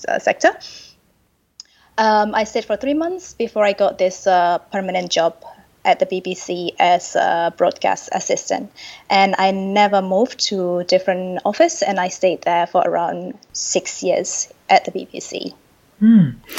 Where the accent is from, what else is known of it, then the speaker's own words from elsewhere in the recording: Indonesia; moved away as an adult; also born or lived in London, United Kingdom / Seoul, South Korea; now in Geneva, Switzerland; I'm originally from Indonesia.